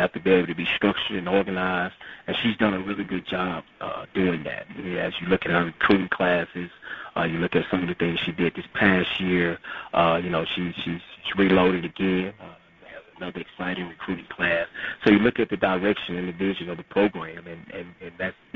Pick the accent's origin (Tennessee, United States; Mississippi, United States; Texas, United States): Mississippi, United States; Jackson; growing up in Jackson, you know, all I knew was championship Jackson State University. And being from Jackson and born and raised